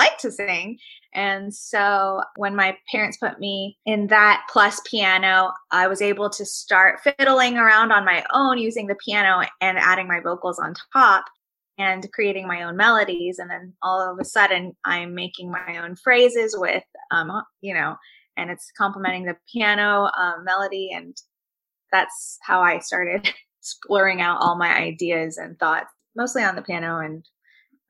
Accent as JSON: {"language": "English", "region": "Nagaland", "country": "India", "tie": "born or raised there", "moved": "yes", "said": "where I'm from originally, my home state of Nagaland is, you know, just under China."}